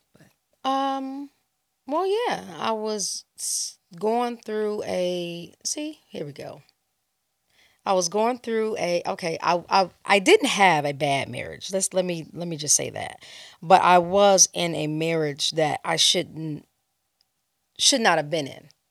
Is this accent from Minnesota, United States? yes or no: no; Los Angeles, California, United States; also born or lived in Chicago, Illinois; I grew up in Los Angeles, California. I was born in Chicago, raised in LA.